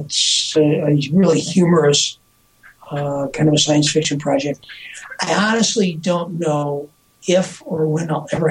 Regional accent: Earlville, United States; when I grew up in Earlville

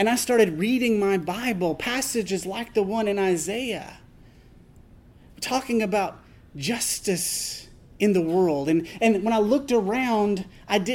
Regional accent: Tennessee, United States; I was raised in Tennessee in a rural congregation of the Church of Christ

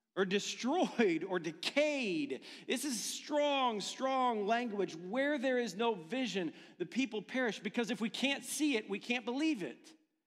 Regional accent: Ohio, United States; I'm from Ohio

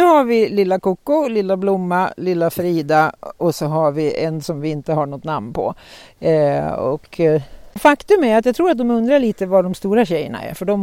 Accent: Norrland, Sweden; Jag är ju norrlänning

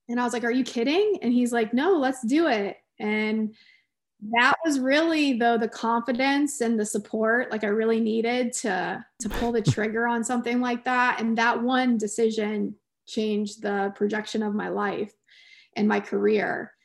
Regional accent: Clearwater, Florida, United States; also born or lived in Winston-Salem, North Carolina / Kansas; my mom and dad moved to Clearwater, Florida when I was four years old, um, and I grew up down there

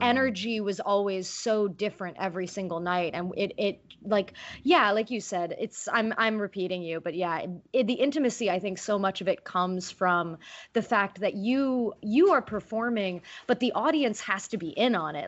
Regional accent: California, United States; growing up in California

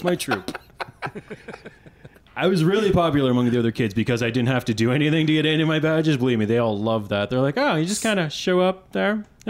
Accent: Winnipeg, Manitoba, Canada; growing up in Winnipeg

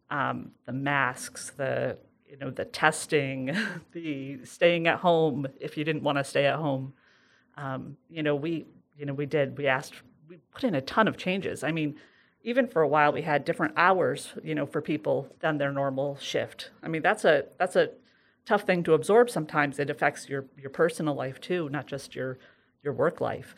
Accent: Sidney, New York, United States; I'm from Sydney

